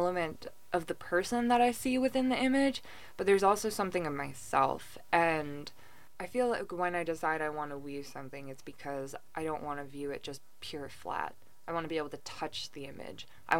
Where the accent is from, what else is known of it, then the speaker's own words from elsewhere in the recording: Hudson Valley, New York, United States; I grew up in the Hudson Valley